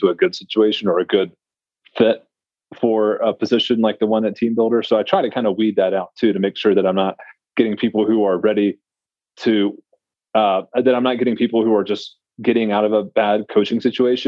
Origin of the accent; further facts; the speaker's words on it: Tennessee, United States; I'm from Tennessee